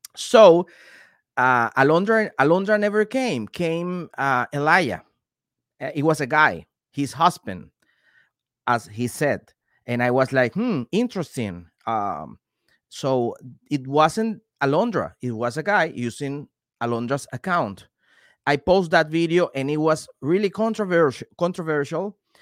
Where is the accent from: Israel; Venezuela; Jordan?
Venezuela; moved away; also born or lived in Panama; I'm from Venezuela, and I spent three years and a half living in Panama